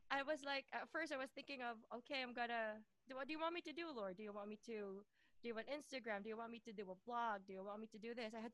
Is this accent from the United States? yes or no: no; Philippines; moved away as an adult; also born or lived in Doha, Qatar; now in United Kingdom; Well, I'm originally from the Philippines.